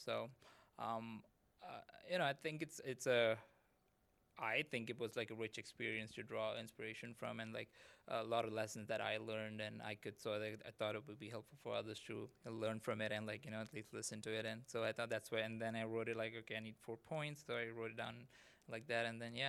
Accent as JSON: {"language": "English", "country": "Saudi Arabia", "tie": "born or raised there", "said": "I grew up in Saudi Arabia. So my childhood, my friends and everything was like already international."}